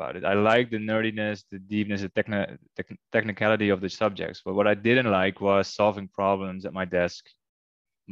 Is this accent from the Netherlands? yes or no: yes; Netherlands; moved away as an adult; now in Curaçao; my home country, the Netherlands.